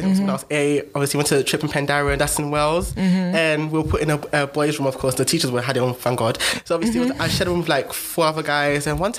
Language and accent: English; Ghana; I think that being Ghanaian as well